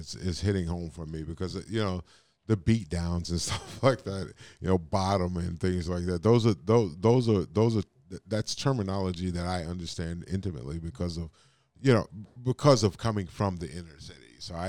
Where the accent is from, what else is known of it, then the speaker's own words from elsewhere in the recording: New York City, New York, United States; now in Northeast Wisconsin, United States; I was born and raised in Brooklyn.